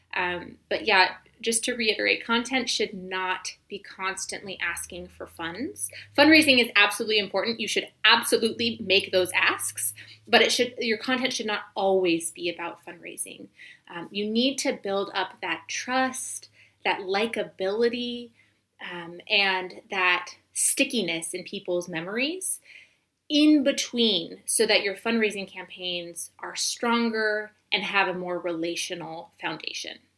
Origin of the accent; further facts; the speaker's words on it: United States; moved away as an adult; also born or lived in Senegal; we um, sort of ended up in my hometown